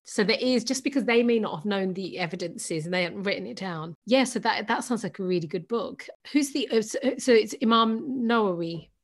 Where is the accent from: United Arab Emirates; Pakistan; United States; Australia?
Pakistan; I'm Pakistani, so Pakistani culture